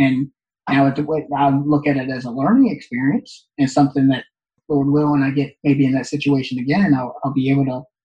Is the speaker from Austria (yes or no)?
no; Northeast, United States; growing up in the Northeast